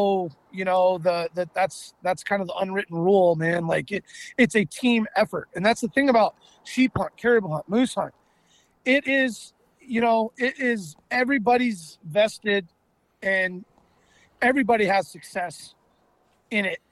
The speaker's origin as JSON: {"language": "English", "town": "Anchorage", "region": "Alaska", "country": "United States", "said": "we're from Anchorage"}